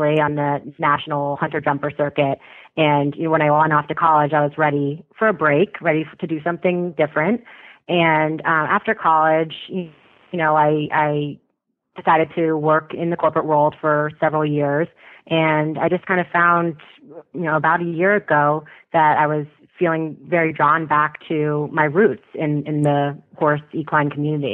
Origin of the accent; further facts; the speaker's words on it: Westport, Connecticut, United States; I grew up in Westport, Connecticut